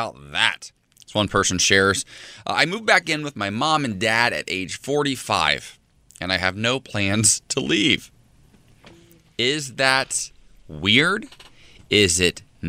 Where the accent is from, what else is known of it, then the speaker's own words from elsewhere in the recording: Ohio, United States; my hometown has a couple little spots in Ohio